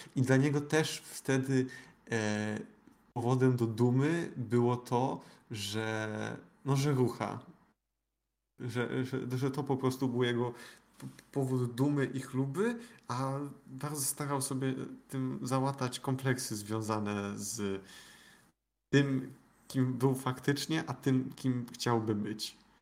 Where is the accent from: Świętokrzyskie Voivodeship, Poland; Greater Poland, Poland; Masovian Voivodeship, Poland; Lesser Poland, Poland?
Świętokrzyskie Voivodeship, Poland; pochodzę ze świętokrzyskiego